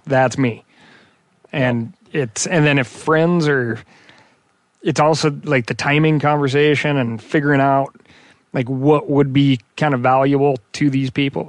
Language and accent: English; Missoula, Montana, United States; growing up in Missoula, the surrounding areas